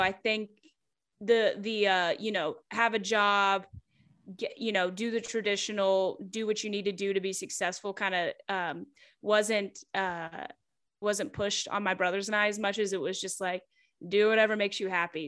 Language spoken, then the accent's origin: English; Kentucky, United States; moved away as an adult; now in Atlanta, United States; I'm from Kentucky